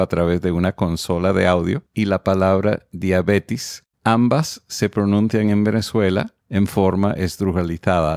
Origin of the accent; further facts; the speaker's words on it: United States; yo soy estadounidense